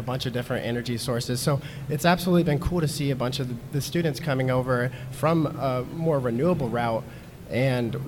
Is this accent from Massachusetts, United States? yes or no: no; Woodland Park, Colorado, United States; I'm from Woodland Park, Colorado